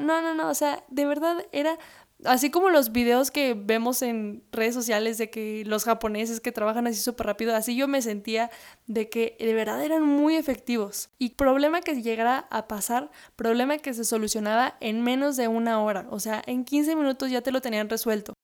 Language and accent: Spanish; Mexico; Digo México porque es donde yo he trabajado, donde yo he estado, de donde yo soy, donde yo vivo